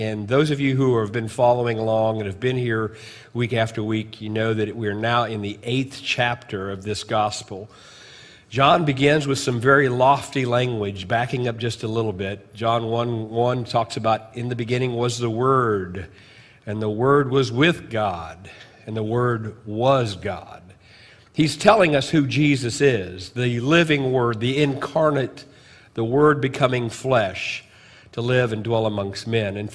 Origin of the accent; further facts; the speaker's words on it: United States; Chester, Illinois, it's about 55 miles from my hometown